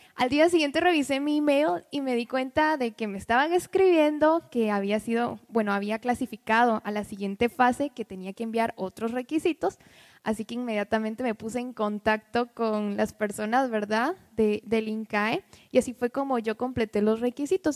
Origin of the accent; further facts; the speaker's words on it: Quetzaltenango, Guatemala; Quetzaltenango, que es de donde soy originaria